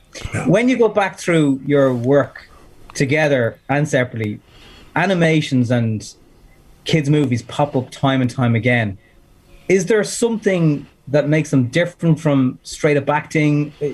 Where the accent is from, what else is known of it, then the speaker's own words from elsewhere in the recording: Ireland; accent: Irish; we're Irish